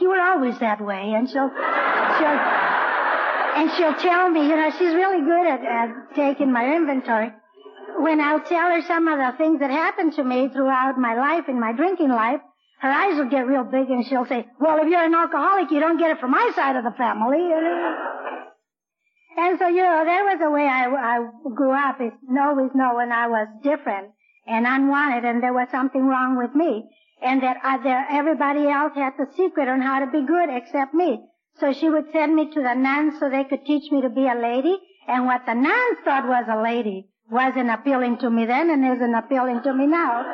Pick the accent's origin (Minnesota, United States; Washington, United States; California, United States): California, United States; Orange County; moved away as an adult; now in Blythe, United States; I'm really from Orange County